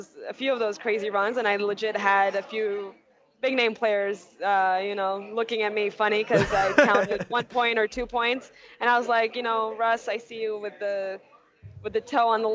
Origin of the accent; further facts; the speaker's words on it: New York City, New York, United States; I'm a New Yorker